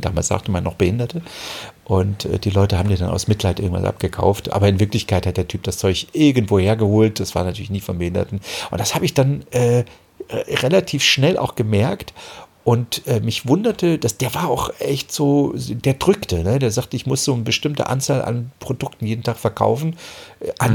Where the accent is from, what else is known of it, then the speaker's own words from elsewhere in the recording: Germany; moved away as an adult; also born or lived in Giessen; bin ich ja damals aus der DDR na, mehr oder weniger geflohen